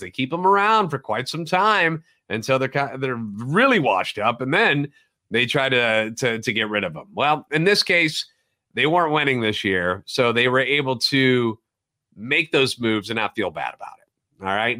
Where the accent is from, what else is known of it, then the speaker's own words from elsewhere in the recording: St. Louis, Missouri, United States; Born and raised in the Louvre and a lifetime Cardinals fan.